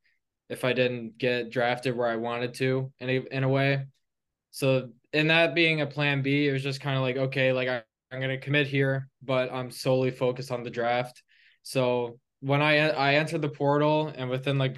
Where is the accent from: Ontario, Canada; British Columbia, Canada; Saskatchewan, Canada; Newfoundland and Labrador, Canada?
Ontario, Canada; Burlington; I'm from Burlington, Ontario. It's like 30 minutes from Toronto